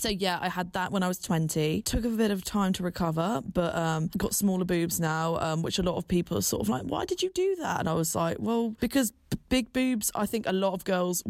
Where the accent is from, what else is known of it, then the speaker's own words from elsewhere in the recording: Bath, South West England, United Kingdom; moved away as an adult; now in London, United Kingdom; I'm originally from the Southwest, big up Bath. And I now live and work in London